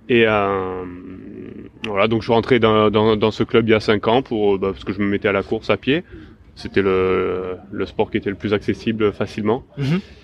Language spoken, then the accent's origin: French; Var, Provence-Alpes-Côte d'Azur, France; now in Marseille, France; j'ai grandi dans, dans la, quoi, dans le Var beaucoup